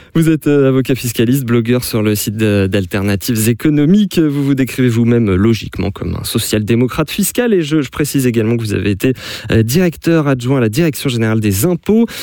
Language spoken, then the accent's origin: French; France